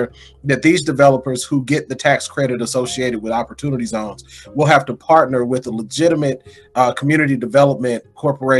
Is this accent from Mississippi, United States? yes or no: yes; Mississippi, United States; also born or lived in Denver; from my hometown